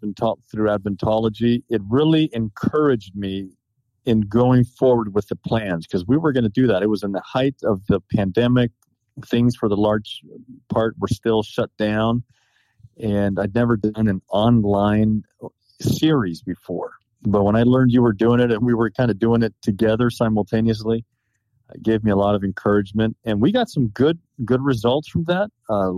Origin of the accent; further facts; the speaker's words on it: Los Angeles, California, United States; moved away as an adult; also born or lived in Sacramento, California / Tennessee; now in Maryland, United States; I'm originally from Los Angeles, California. I lived in Southern California and then in Sacramento, Northern California, before I went off to school in Tennessee